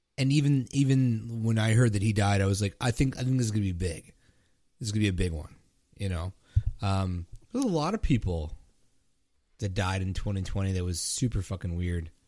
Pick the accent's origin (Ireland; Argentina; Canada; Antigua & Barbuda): Canada; I'm Canadian